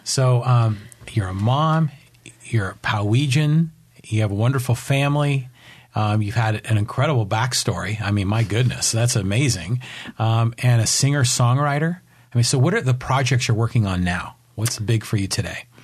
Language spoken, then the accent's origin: English; Poway, California, United States; here in my hometown